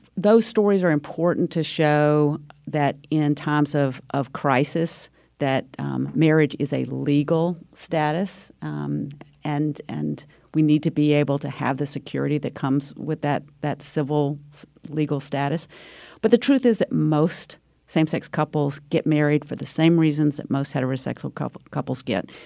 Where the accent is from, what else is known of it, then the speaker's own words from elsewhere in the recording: North Carolina, United States; moved away; also born or lived in Connecticut; my home state of North Carolina